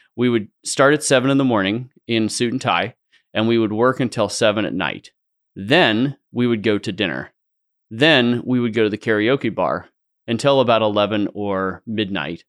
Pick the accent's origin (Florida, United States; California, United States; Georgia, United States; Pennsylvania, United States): California, United States; San Francisco Bay Area; now in Idaho, United States; I grew up in the San Francisco Bay Area.